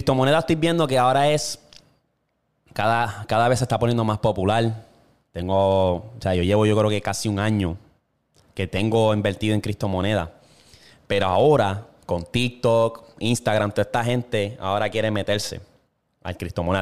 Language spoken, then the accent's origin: Spanish; Toa Baja, Puerto Rico; moved away as an adult; also born or lived in Bayamón, Puerto Rico / New York; now in Oklahoma, United States; nacido y criado en Puerto Rico. Yo nací en Bayamón, me crié en Tua Baja